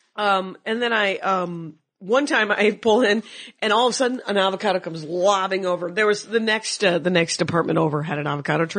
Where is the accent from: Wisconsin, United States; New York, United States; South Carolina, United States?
Wisconsin, United States; moved away; I'm from Wisconsin.